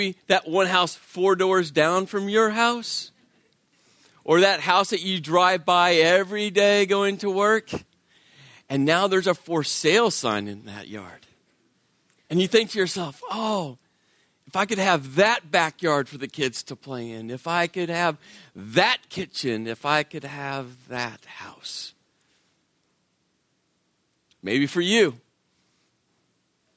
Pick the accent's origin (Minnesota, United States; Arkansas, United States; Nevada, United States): Nevada, United States; Las Vegas; moved away; My wife and I, we're from Vegas, where you never parallel park. And we moved to a part of the country